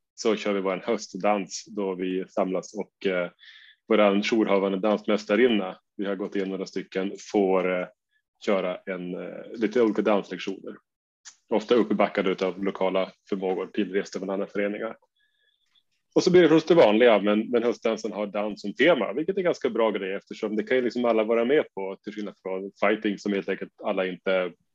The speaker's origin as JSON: {"language": "Swedish", "town": "Umeå", "region": "Västerbotten County", "country": "Sweden", "said": "jag kommer från Umeå där vi har vår eminenta förening UMA"}